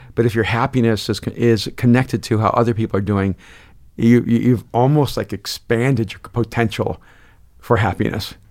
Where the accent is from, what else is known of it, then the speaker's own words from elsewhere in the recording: El Salvador; now in United States; I'm an immigrant from El Salvador.